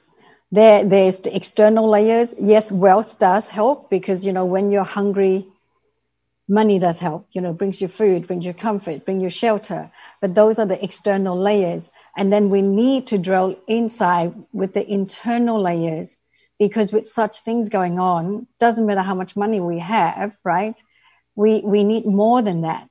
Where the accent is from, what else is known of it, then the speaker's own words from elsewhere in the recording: Vietnam; moved away; So I grew up in Vietnam. I was born at the end of the Vietnam War.